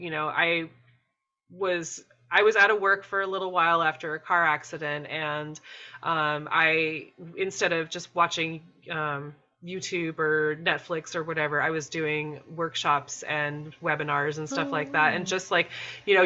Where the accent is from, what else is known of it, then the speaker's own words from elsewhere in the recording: Maine, United States; I grew up in Maine